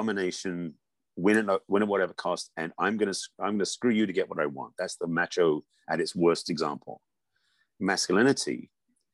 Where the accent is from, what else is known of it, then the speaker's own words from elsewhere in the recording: England, United Kingdom; moved away; I grew up in England